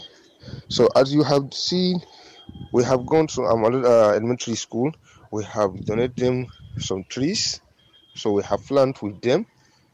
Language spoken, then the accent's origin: English; Yobe, Nigeria; I am from Yobe State of Nigeria